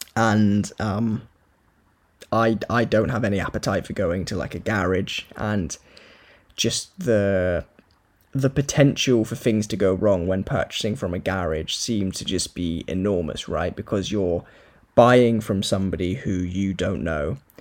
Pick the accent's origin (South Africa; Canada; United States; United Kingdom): United Kingdom; Corby, East Midlands; also born or lived in Wales; I'm from Corby, but work in Wales.